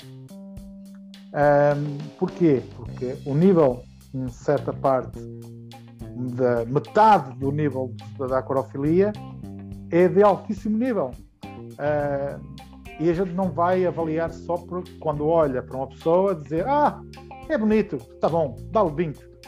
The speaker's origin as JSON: {"language": "Portuguese", "country": "Portugal", "said": "como português de ter no meu país"}